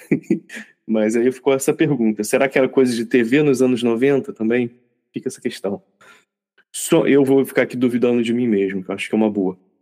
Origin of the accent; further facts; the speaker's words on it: Rio de Janeiro, Brazil; crescendo no Rio de Janeiro